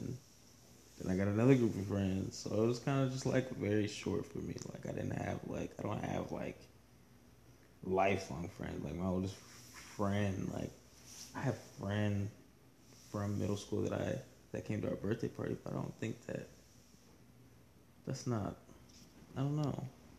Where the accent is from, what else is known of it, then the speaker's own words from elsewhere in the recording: United States; moved away; There's a lot of people I grew up with in Washington